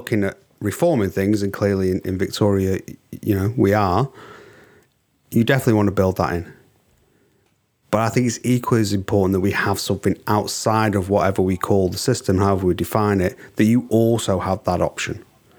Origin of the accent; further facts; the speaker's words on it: England, United Kingdom; I'm English.